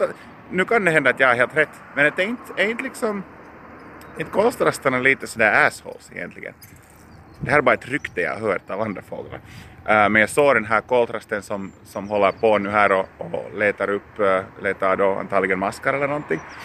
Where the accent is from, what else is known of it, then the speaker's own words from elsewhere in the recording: Lappträsk, Uusimaa, Finland; moved away as an adult; now in Helsinki, Finland; där var jag född och uppväxt och där var jag bott mina 20 första år